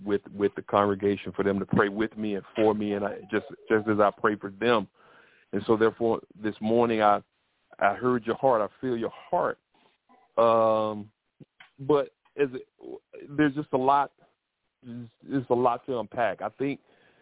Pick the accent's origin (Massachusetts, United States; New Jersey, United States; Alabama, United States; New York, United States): Alabama, United States; Troy; I grew up in Alabama, down south, near Montgomery, and it's in a city called Troy